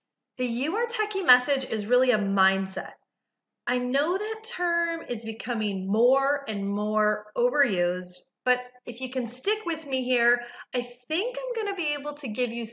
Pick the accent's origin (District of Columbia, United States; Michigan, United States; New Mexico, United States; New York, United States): Michigan, United States; Detroit; also born or lived in Research Triangle Park, North Carolina; now in Raleigh-Durham, United States; I'm originally from Detroit